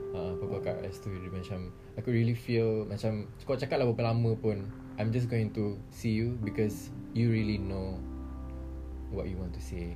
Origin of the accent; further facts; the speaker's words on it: Sungai Petani, Kedah, Malaysia; moved away as an adult; now in Kuala Lumpur, Malaysia; memang Kedah